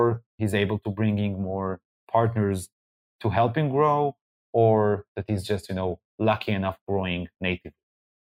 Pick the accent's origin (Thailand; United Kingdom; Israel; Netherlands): Israel; I'm coming from Israel